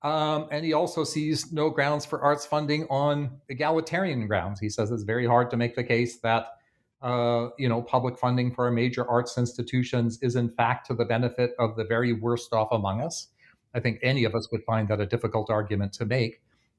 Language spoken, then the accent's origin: English; Canada; You'll be familiar in both the UK and in the United States and in my home country of Canada